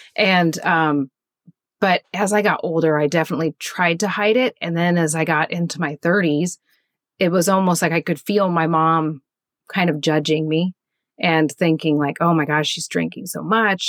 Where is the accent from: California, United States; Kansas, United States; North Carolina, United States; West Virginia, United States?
Kansas, United States; moved away as an adult; now in Pacific Northwest, United States; I grew up in Kansas, which is right in the middle of the United States, and in a very boring small town.